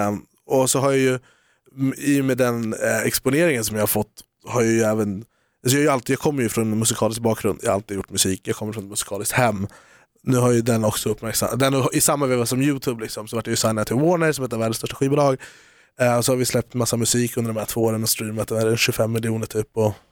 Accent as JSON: {"language": "Swedish", "town": "Haninge", "region": "Stockholm County", "country": "Sweden", "tie": "born or raised there", "said": "Haninge, kära till Jordbro."}